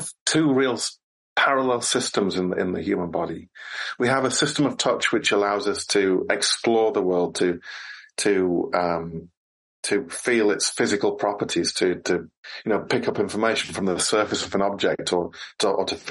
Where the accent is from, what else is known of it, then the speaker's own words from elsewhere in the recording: United Kingdom; when I was growing up in Britain